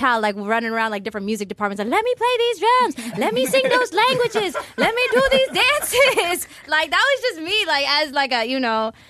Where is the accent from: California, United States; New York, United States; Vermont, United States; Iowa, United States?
California, United States; Los Angeles; I am from Los Angeles, California. Shout out to the 562. That's where I was born and raised.